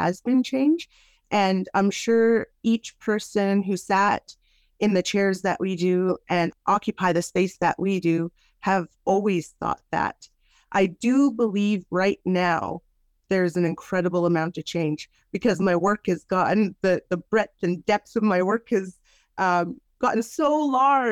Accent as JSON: {"language": "English", "area": "Lake Babine Nation, home community of Woyenne", "region": "British Columbia", "country": "Canada", "tie": "born or raised there", "said": "I'm a member of the Lake Babi Nation. I come from Nagasli Watan."}